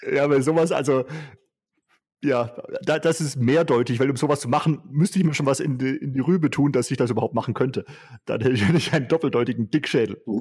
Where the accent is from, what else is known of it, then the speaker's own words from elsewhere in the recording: Vorarlberg, Austria; Ich bin ein schwäbischer Vorarlberger.